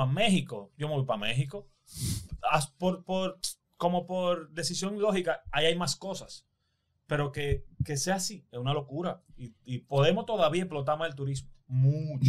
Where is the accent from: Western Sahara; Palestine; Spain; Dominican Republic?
Dominican Republic; nosotros somos una islita de mierda comparado con Brasil